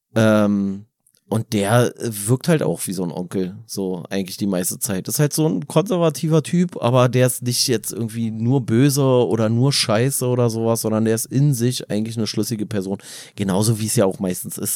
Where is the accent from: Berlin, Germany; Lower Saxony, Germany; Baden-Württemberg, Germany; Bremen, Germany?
Berlin, Germany; für uns als Berliner